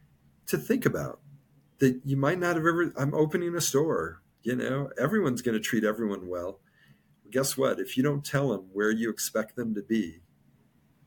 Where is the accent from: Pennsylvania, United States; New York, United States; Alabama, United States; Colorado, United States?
Colorado, United States; moved away; also born or lived in California; I was from Colorado. I lived in California for 19 years.